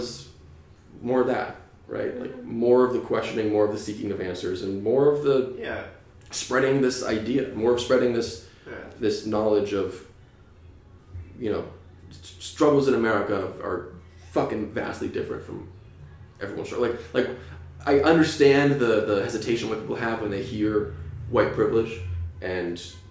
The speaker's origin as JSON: {"language": "English", "region": "New Hampshire", "country": "United States", "tie": "born or raised there", "moved": "yes", "lives_now": "California, United States", "said": "I grew up in New Hampshire with no TV, some gay neighbors."}